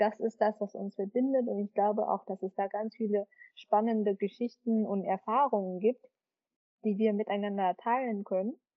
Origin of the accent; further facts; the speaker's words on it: Vietnam; now in Germany; Ich bin ja eine Vietnamesin und ich bin halt ausgewandert und lebe jetzt auf Dauer halt woanders.